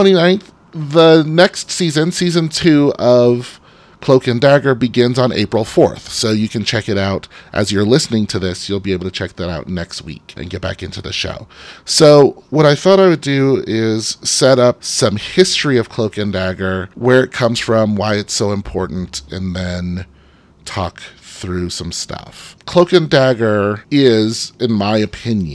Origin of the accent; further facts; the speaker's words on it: New Orleans, Louisiana, United States; I was born in New Orleans